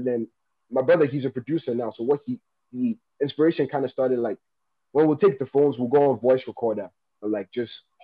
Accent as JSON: {"language": "English", "town": "Abuja", "region": "Federal Capital Territory", "country": "Nigeria", "tie": "born or raised there", "also_born_or_lived": "Taraba State, Nigeria", "said": "I'm from Taraba State, Nigeria. But I was born and raised here in the capital city, Abuja, here in Nigeria."}